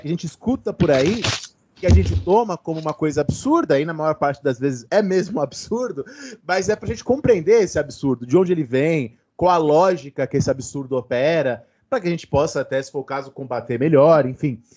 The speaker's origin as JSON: {"language": "Portuguese", "region": "São Paulo", "country": "Brazil", "tie": "born or raised there", "said": "no meu caso eu cresci indo na missa do, do, do Padre Marcelo, né? Eu sou de Santo Amaro, eu morava perto de onde o padre Marcelo fazia as missas"}